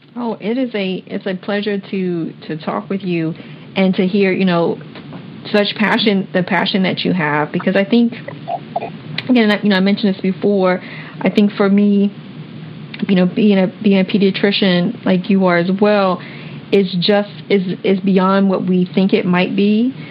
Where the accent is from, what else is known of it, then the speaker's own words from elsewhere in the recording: Washington, District of Columbia, United States; I grew up in Washington D.C.